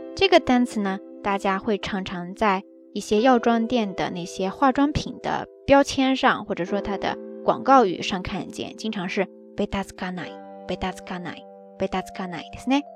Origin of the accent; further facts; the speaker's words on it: the South, southern China, China; moved away as an adult; now in Kobe, Japan; 我的家人、我的家乡都在南方